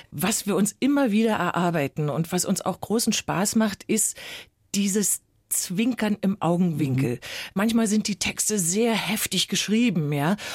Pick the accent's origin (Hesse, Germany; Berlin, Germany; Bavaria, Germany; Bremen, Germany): Berlin, Germany; Ich bin ja Berlinerin, bei mir können Sie ruhig Hallo sagen.